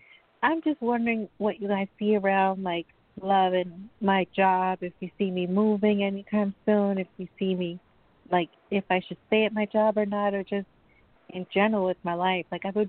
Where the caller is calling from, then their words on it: Long Island, New York, United States; I'm calling from New York, from Long Island, New York.